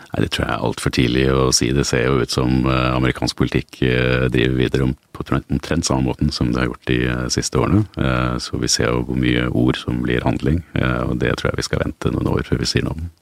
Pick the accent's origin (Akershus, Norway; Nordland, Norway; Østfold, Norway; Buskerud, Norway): Akershus, Norway; Asker; also born or lived in Oslo; Jeg er født i, født i Oslo. Jeg eh, flyttet ut til eh, Asker da jeg var eh, fire år gammel.